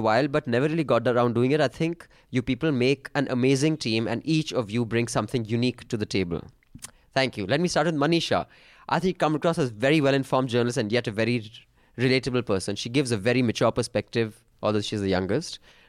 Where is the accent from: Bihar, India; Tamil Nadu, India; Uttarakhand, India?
Uttarakhand, India; Dehradun; Even I'm from Dehradun, by the way.